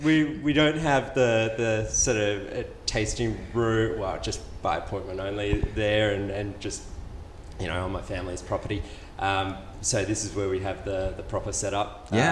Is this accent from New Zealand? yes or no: no; Adelaide, South Australia, Australia; moved away as an adult; now in Rochester, United States; we were down under in Adelaide, my hometown